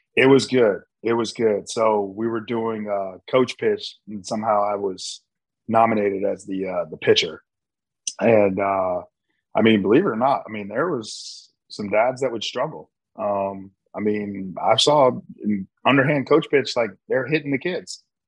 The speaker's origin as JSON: {"language": "English", "region": "Midwest", "country": "United States", "tie": "born or raised there", "moved": "as an adult", "said": "growing up in the Midwest"}